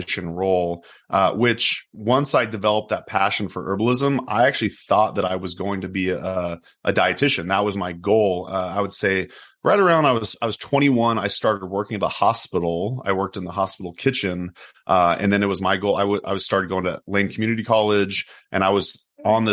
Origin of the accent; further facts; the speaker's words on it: Oregon, United States; I grew up in Oregon